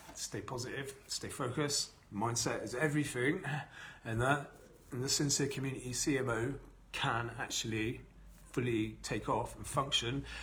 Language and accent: English; Bath, South West England, United Kingdom; here in my hometown, this is where I was born and raised in Bath. I've been here all my life.